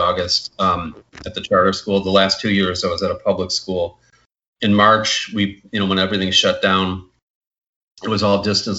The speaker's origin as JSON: {"language": "English", "town": "Buffalo", "region": "New York", "country": "United States", "tie": "born or raised there", "also_born_or_lived": "Grand Rapids, Michigan / Iowa", "moved": "as an adult", "lives_now": "Miami, United States", "said": "I grew up in Buffalo, New York."}